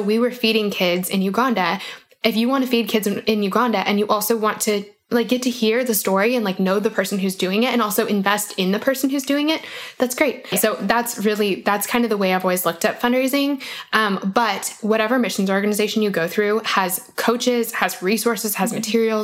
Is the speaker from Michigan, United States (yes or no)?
no; Colorado, United States; I'm from Colorado. I'm the worst Coloradan ever.